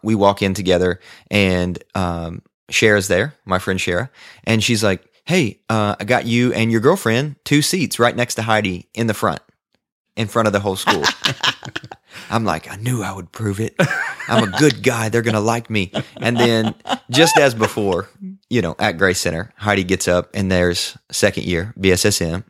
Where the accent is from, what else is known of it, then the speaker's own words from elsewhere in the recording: the South, United States; accent: cowboy Southern; I was this guy from the South who had a cowboy Southern accent